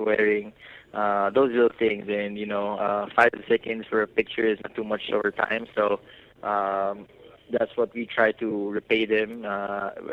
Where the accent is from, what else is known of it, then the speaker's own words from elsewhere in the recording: Philippines; for us here as Filipino basketball athletes